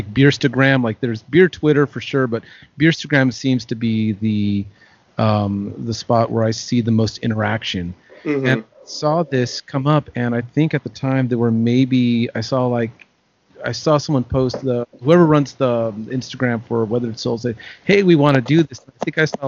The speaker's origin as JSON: {"language": "English", "town": "Long Beach", "region": "California", "country": "United States", "tie": "born or raised there", "said": "I grew up in the Long Beach area"}